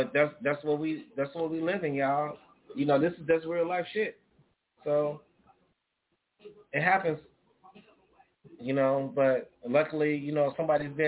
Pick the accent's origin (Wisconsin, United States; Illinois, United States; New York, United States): Illinois, United States; Chicago; I'm from the Chi-Town. I'm always going to sound like a pimp